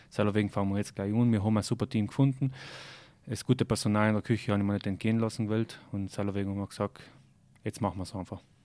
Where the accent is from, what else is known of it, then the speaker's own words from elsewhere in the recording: Merano, Trentino-Alto Adige, Italy; also born or lived in Munich, Germany / Val Gardena; Aus Meran